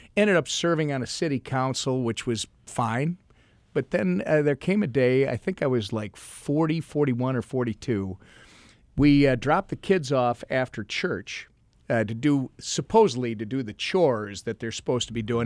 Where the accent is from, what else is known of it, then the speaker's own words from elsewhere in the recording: Minnesota, United States; I am a Minnesotan